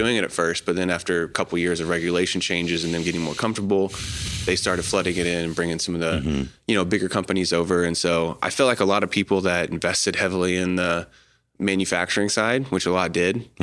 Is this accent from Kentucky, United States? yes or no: no; Choctaw, Oklahoma, United States; moved away; also born or lived in Colorado; Grew up here in Oklahoma City area, mm-hmm. um, just a little bit east of the city, mm-hmm. uh, Choctaw area